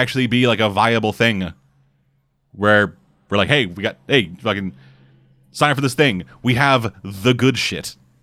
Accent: Canada; I'm Canadian

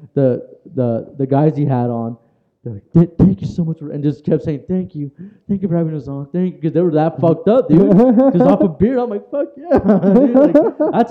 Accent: Orange County, California, United States; I'm from Orange County, California, born and raised

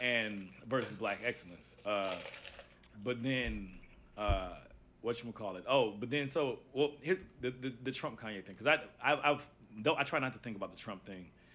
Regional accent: Los Angeles, California, United States; I'm from South Central

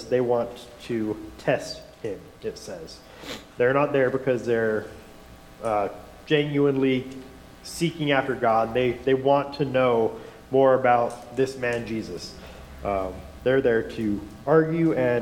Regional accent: West Valley City, Utah, United States; also born or lived in Wyoming; I grew up in West Valley City

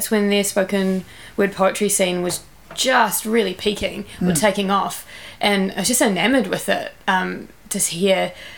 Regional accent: Lower Hutt, Wellington, New Zealand; I grew up in Lower Hutt

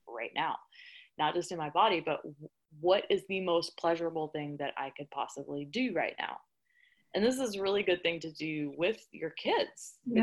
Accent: the South, United States; I'm from the South

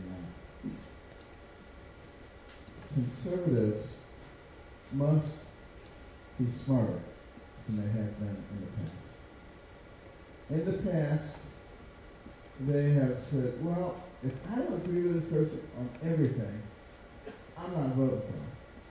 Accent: United States; I was born in America and I know the Lord.

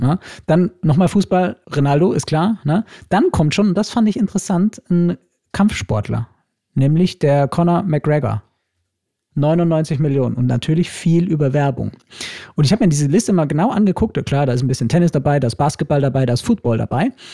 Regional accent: Germany; bei uns in Deutschland

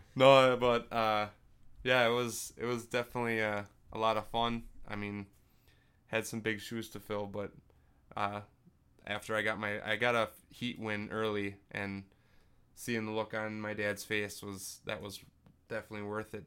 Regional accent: Freedom, United States; my hometown, Freedom

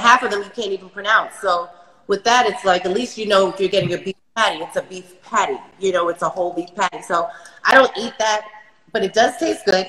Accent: New York City, New York, United States; I'm from Brooklyn

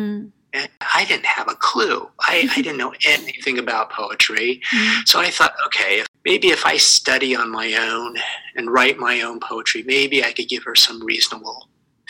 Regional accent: Santa Rosa, California, United States; moved away as an adult; also born or lived in New York City / Boston; now in Connecticut, United States; I was born and grew up in California. I'm from the West Coast, in the city of Santa Rosa

